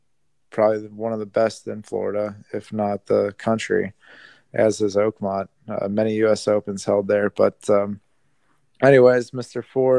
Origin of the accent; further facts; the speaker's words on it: Australia; accent: Australian; And I go, "Oi, buddy," in my Australian accent.